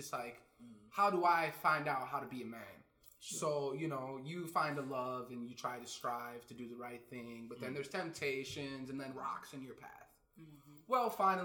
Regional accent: Chicago, Illinois, United States; also born or lived in Fargo, North Dakota; I grew up on the west side of Chicago.

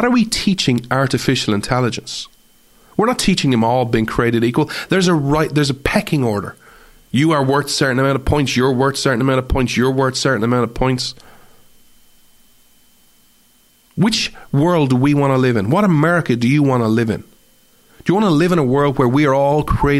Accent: Ireland; I have as an Irishman

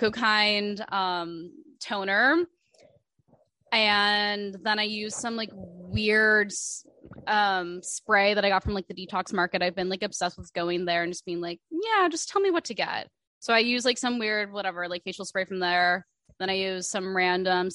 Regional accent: Omaha, Nebraska, United States; now in New York, United States; I'm from Omaha, Nebraska

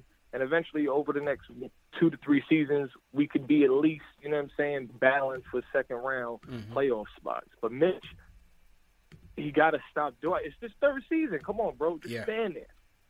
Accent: New York City, New York, United States; now in London, United Kingdom; I'm originally from New York, Brooklyn

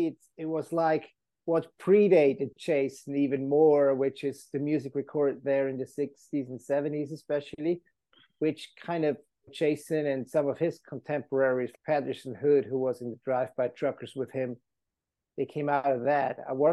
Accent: Switzerland; now in United States; I grew up in Switzerland, fell in love with American roots music of all kinds.

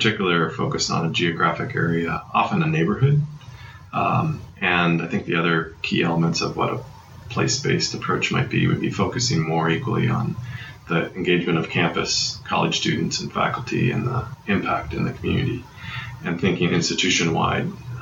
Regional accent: Iowa, United States; moved away; I grew up in Iowa in a number of different small towns

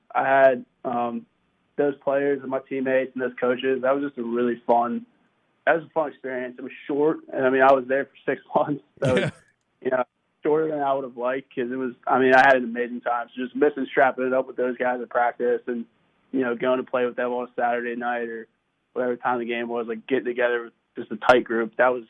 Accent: Maryland, United States; I mean, I was from Maryland, so I was a Ravens fan when I was little.

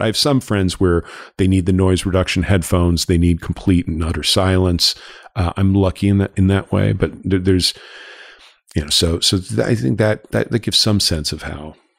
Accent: Los Angeles, California, United States; I grew up in Los Angeles. I'm I'm a, I'm a I'm a native, but a prodigal son who moved back here.

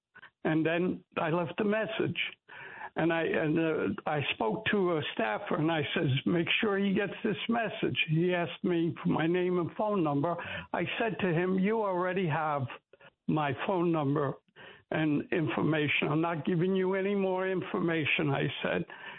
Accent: New York City, New York, United States; I grew up in New York, so I know New York City.

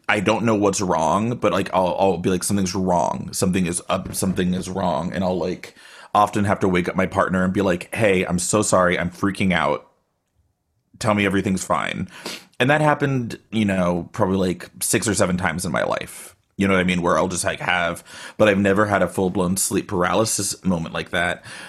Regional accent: Austin, Texas, United States; now in Bay Area, United States; I am in the Bay Area, but I'm originally from Austin

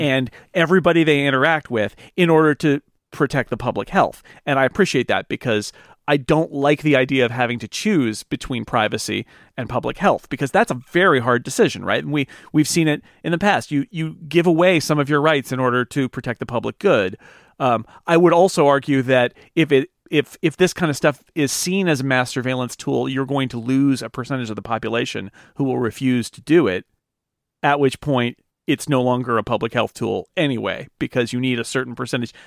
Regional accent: United States; as an American

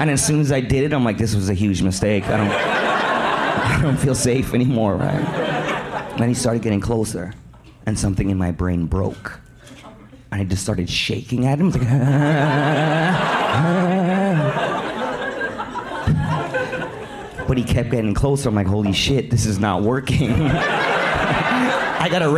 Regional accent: Scarborough, Ontario, Canada; I'm from Scarborough

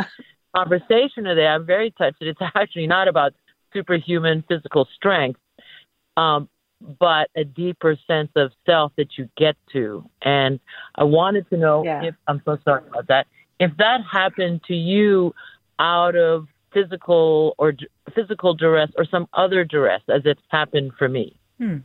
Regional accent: Philippines; now in San Francisco, United States; I'm also um, a foreigner, at least, uh, and an immigrant, and I was Filipino, and I'm Filipino

